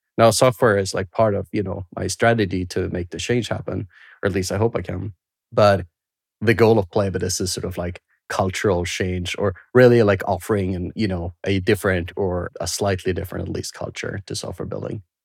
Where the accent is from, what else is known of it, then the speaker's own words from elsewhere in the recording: Sweden; moved away; I grew up in Sweden